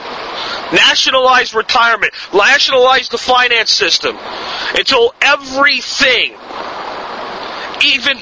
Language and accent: English; United States; my birthright as an American